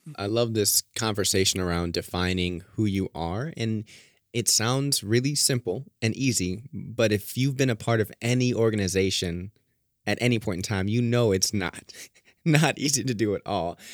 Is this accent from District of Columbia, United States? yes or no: no; Merrillville, Indiana, United States; I grew up in Maryville.